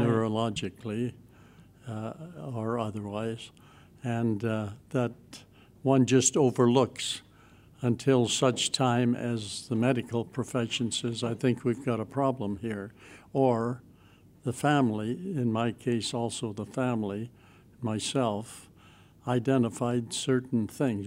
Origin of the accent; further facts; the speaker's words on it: Western Canada, Canada; moved away as an adult; now in Toronto region, Canada; I come from Western Canada